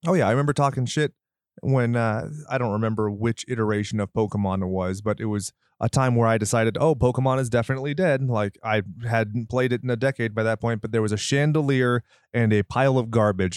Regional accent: United States

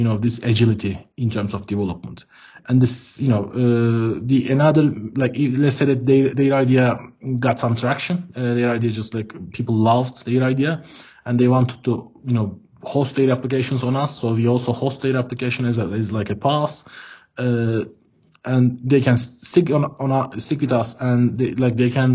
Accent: Ankara, Turkey; I'm from Ankara, Turkey. I'm dialing in Ankara now

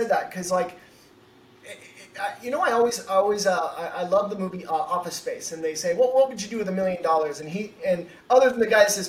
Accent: Pacific Northwest, United States; I'm from the Northwest, and we would go, uh, you know, five minutes away. We'd go over to Portland, and and I've lived on the corner of uh, Washington State

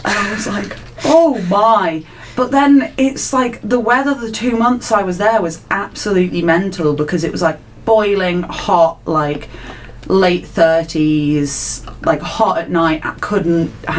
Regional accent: Lake District, North West England, United Kingdom; I'm from the Lake District

